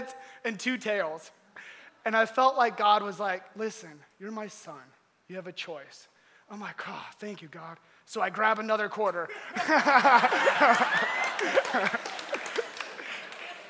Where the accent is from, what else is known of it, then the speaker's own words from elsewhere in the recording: Georgia, United States; moved away; also born or lived in Iowa; I grew up in Georgia